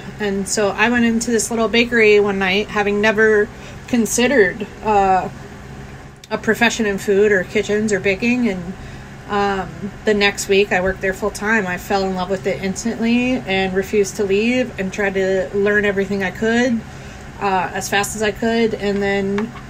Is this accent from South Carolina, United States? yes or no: yes; Charleston, South Carolina, United States; now in New Orleans, United States; I grew up in Charleston, South Carolina, in a suburb right outside of Charleston, and grew up on the water.